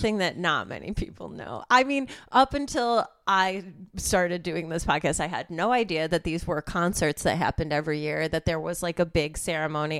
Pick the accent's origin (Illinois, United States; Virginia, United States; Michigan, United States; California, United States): Illinois, United States; suburbs of Chicago; moved away as an adult; now in Los Angeles, United States